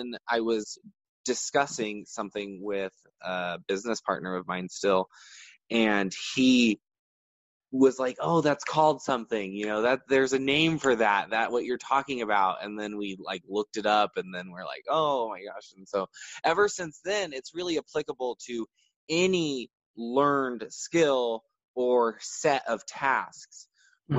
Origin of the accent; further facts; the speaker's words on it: Bakersfield, California, United States; also born or lived in San Francisco; I was born and raised in Central California